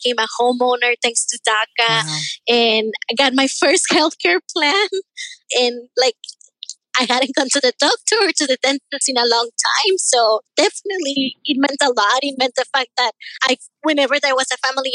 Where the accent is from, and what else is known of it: Arizona, United States; born or raised there; also born or lived in Tijuana, Mexico